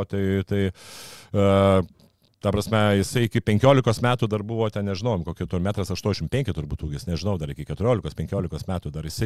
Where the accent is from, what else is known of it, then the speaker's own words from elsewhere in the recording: Lithuania; kadangi esu lietuvis